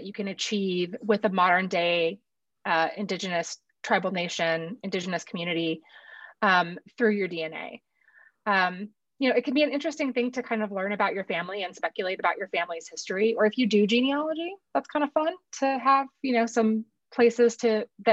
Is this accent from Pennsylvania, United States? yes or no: no; Northern California, United States; I was born and raised in California